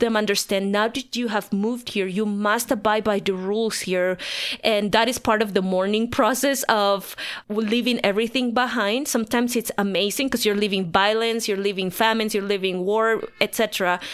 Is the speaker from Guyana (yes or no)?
no; La Paz, Bolivia; moved away as an adult; now in Denver, United States; I was born and raised in La Paz, Bolivia, the highest capital in the world.